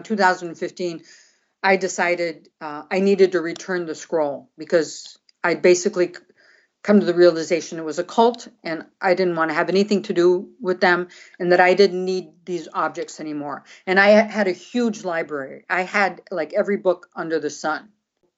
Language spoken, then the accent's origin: English; Brazil; moved away; also born or lived in San Francisco; I grew up in Brazil. I speak Portuguese